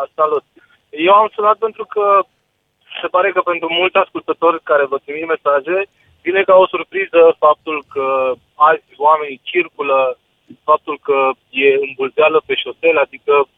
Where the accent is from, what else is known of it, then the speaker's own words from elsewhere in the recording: Romania; noi ca și români